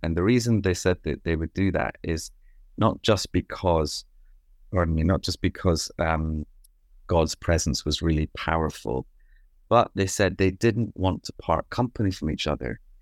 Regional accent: Scot, Scotland, United Kingdom; now in Loughton, United Kingdom; I'm a Scot

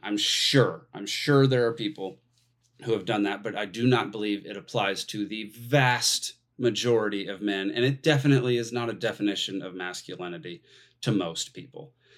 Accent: Texas, United States; moved away as an adult; now in Atlanta, United States; I grew up in Texas

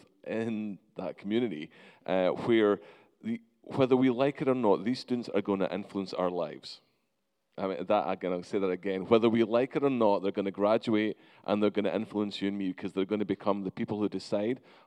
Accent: Scotland, United Kingdom; now in United States; I'm actually Scottish

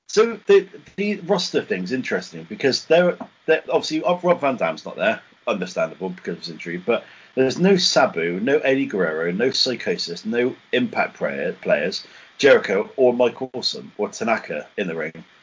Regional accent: England, United Kingdom; we're English

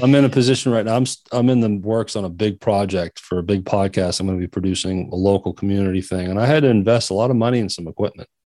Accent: Maine, United States; moved away; my home state, which is Maine

